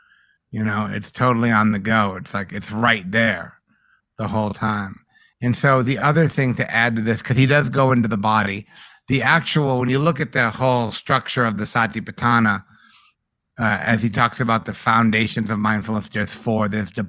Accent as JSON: {"language": "English", "region": "East Coast", "country": "United States", "said": "Maybe it's because I'm from the East Coast or whatever"}